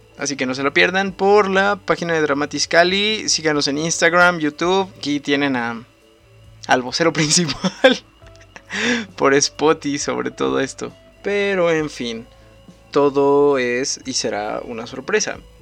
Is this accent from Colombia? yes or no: no; Ecatepec de Morelos, State of Mexico, Mexico; Clínica del Rocío de Catepec de Morelos. Ahí es donde yo nací.